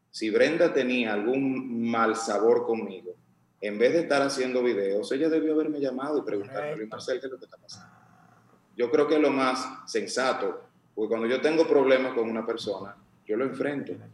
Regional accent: Dominican Republic; Y tenemos que pensar como dominicanos, ¿no?

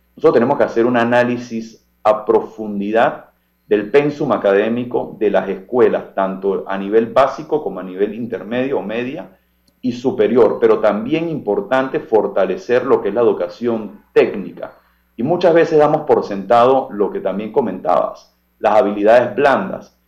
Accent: Panama; nosotros como panameños

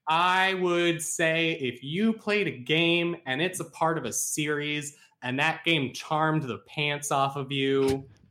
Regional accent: West Virginia, United States; my hometown is in Fallout seventy-six, and it looks exactly like it

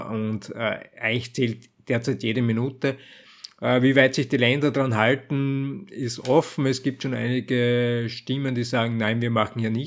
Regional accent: Austria; wenn irgendwo anders jetzt für mich als Österreicher in Deutschland die Gaslage eskaliert, dann werden wir unmittelbar massive Versorgungsprobleme auch in Österreich haben

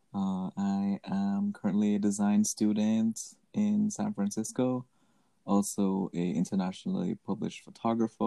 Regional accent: Jamaica; moved away as an adult; growing up in Jamaica, I feel like I have a different perspective than a lot of other Jamaican kids growing up

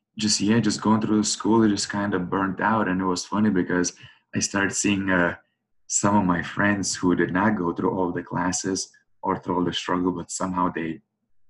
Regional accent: New York, United States; now in St. Louis, United States; I'm from New York originally

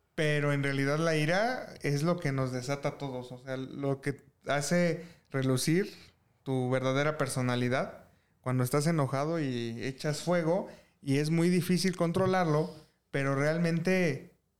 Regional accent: Mexico; como mexicano

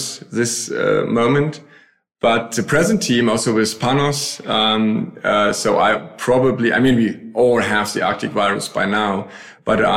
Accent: Berlin, Germany; moved away as an adult; also born or lived in Switzerland; now in Bremen, Germany; Originally, I'm from Berlin. I now live in Bremen.

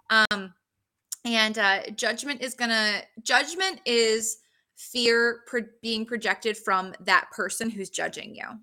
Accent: New Jersey, United States; I'm from Jersey

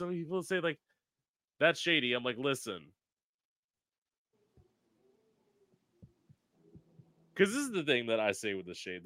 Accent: Florida, United States; also born or lived in Orlando; I came from Florida back when they actually educated people

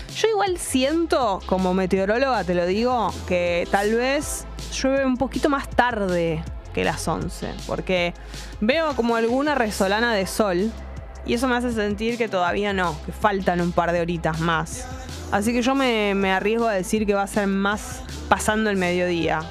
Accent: Buenos Aires, Argentina; accent: porteño; Tenemos que guardar nuestro, nuestra tonada porteña

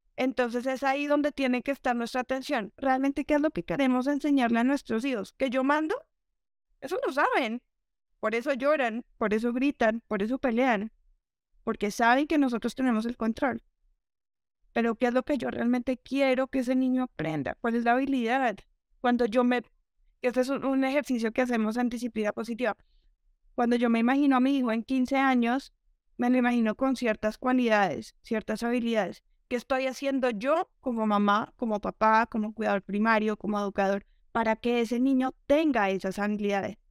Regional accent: Colombia; Yo soy de, de Colombia, eh, que aquí la, la crianza es súper tradicional

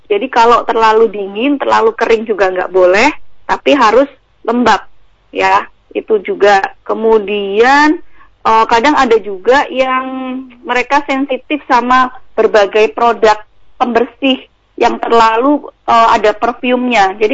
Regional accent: Yogyakarta, Special Region of Yogyakarta, Indonesia; Saya sendiri juga mau pulang ke apa ke Jogja, saya aslinya Jogja itu juga nggak berani dengan hmm. kondisi kayak gini.

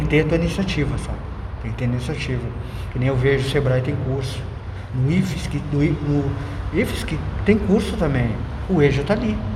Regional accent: Porto Alegre, Rio Grande do Sul, Brazil; moved away as an adult; also born or lived in Alvorada; Eu sou de Alvorada, uma cidade pequena, mas sou natural de Porto Alegre

